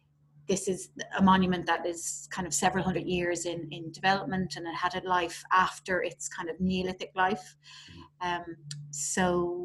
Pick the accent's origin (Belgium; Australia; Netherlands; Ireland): Ireland; Dublin, Leinster; I'm from Dublin